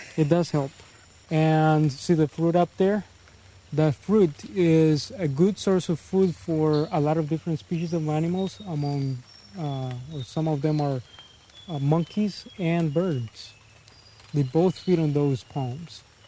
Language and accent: English; Puerto Viejo, Heredia, Costa Rica; I'm from Puerto Viejo. I've been living here all my life.